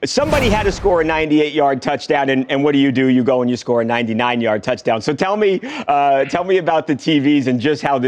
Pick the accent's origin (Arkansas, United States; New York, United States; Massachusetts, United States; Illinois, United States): New York, United States; I'm from New York, Javon.